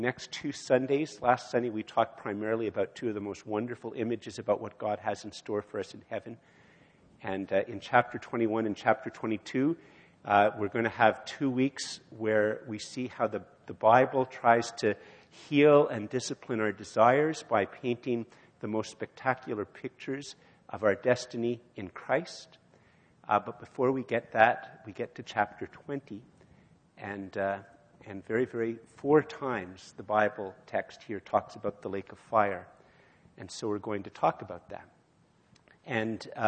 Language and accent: English; Canada; as a Canadian